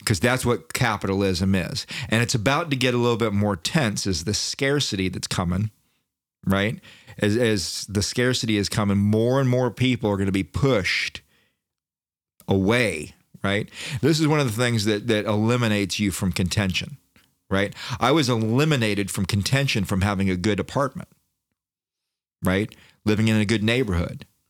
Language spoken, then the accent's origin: English; Daytona Beach, Florida, United States; I'm from Daytona